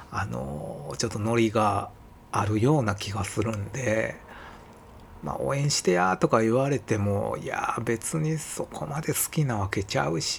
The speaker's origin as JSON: {"language": "Japanese", "region": "Kansai", "country": "Japan", "tie": "born or raised there", "said": "自分の場合は、まあ、どちらかといえばこの関西で生まれ育ったっていう環境の中で身についていった後天的なものかなと思いますね。"}